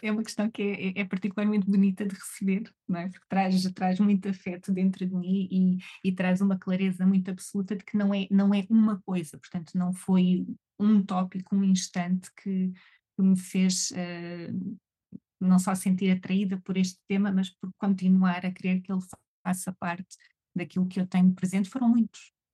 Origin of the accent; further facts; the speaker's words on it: Algarve, Portugal; eu sou do Algarve, eu sou algarvia